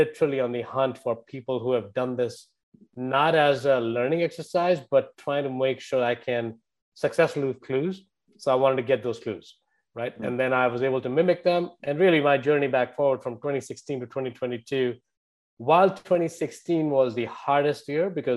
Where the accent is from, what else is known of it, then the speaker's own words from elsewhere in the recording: India; moved away as an adult; now in United States; if my accent didn't give away, I grew up in India. I've been here for over 22 years now.